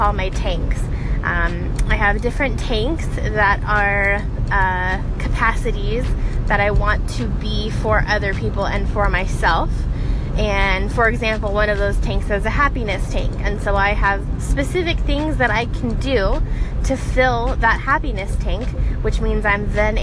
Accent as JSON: {"language": "English", "town": "Denver", "region": "Colorado", "country": "United States", "moved": "yes", "lives_now": "Phoenix, United States", "said": "I currently am calling Phoenix home. I'm originally from Denver"}